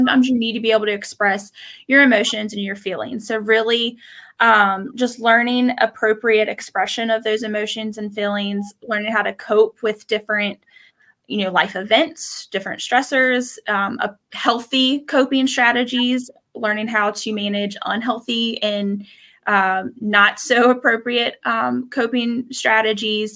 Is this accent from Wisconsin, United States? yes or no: no; Page County, Virginia, United States; I am originally from Page County, went to Page County High School, graduated